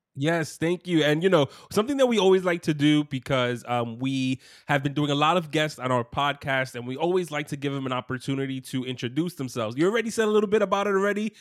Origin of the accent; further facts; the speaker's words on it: New York City, New York, United States; I grew up in Brooklyn as well.